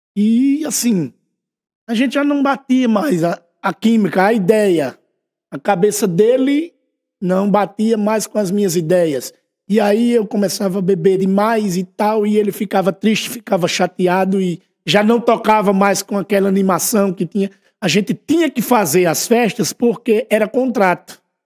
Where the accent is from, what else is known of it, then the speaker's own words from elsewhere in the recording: União dos Palmares, Alagoas, Brazil; eu sou da Rua Nova, né? Eu nasci e me criei ali na Rua Nova